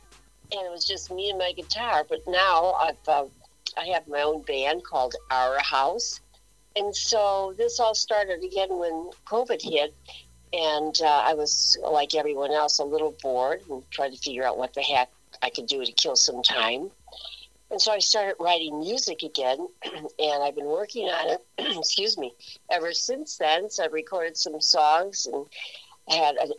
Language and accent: English; Chicago, Illinois, United States; I am in Chicago right now, and I was born and raised here